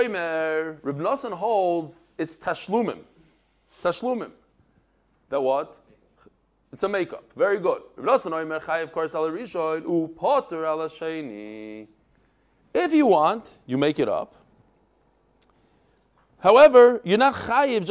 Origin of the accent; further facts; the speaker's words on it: Bnei Brak, Tel Aviv District, Israel; I grew up in Bnei Brak